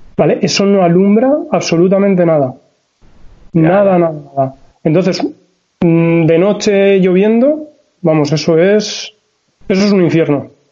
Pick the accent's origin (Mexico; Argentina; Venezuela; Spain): Spain; Valencian Community; soy de Valencia, bueno, un pueblecito de Valencia